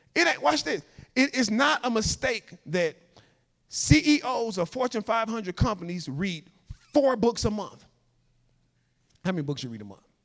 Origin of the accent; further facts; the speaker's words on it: Chicago, Illinois, United States; moved away as an adult; also born or lived in Louisiana; I'm from Chicago. I'm used to 4 million people